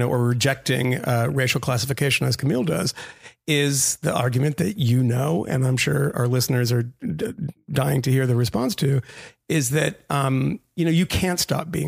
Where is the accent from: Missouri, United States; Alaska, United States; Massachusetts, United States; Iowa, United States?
Massachusetts, United States; where I grew up in Massachusetts